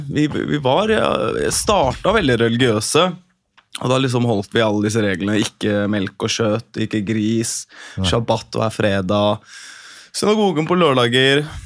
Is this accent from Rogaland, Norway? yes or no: no; Oslo, Norway; moved away as an adult; also born or lived in Bergen; jeg vokste opp eh, på Bøler, Oslo